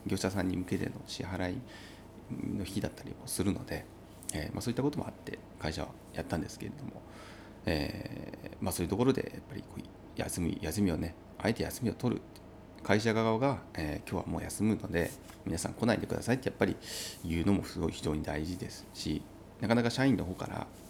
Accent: Uonuma, Niigata, Japan; moved away as an adult; now in Niigata, Japan; 私があの生まれ育った魚沼という魚沼市というところ

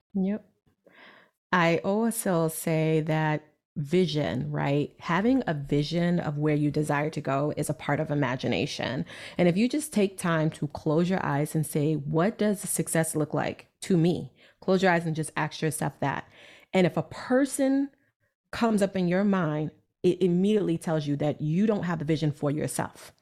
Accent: New York City, New York, United States; I'm from Brooklyn, New York

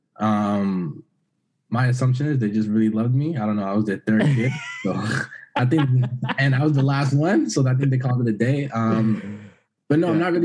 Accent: Brockton, Massachusetts, United States; moved away as an adult; also born or lived in Boston, Massachusetts; now in Washington, D.C., United States; I'm originally from Boston, Massachusetts. That's where I did most of my schooling. However, I grew up a little bit, I grew up like my home and stuff outside of Boston in Brockton

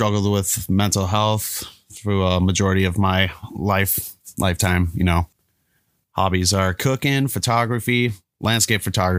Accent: Twin Cities, Minnesota, United States; also born or lived in Fridley / Champlin; I was actually born in Fridley, but I moved around throughout the Twin Cities, Brooklyn Park, Brooklyn Center, Chaska, Crystal, Champlin, Dayton, Anoka, etc.

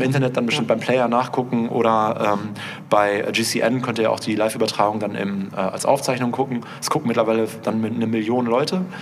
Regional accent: Münster, North Rhine-Westphalia, Germany; wir kommen aus Münster, da fährt man halt Skateboard

